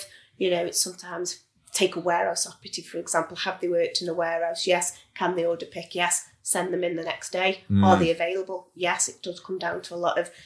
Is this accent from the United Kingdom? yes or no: yes; Stoke-on-Trent, West Midlands, United Kingdom; I'm from Stoke, you know, I live in Stoke